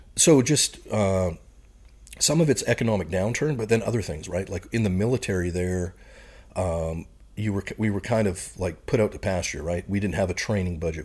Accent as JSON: {"language": "English", "town": "Saskatoon", "region": "Saskatchewan", "country": "Canada", "tie": "born or raised there", "also_born_or_lived": "Oxbow, Saskatchewan", "moved": "as an adult", "lives_now": "United States", "said": "my hometown, I'd probably call Saskatoon, Saskatchewan, which is the biggest, uh, city in the prairies"}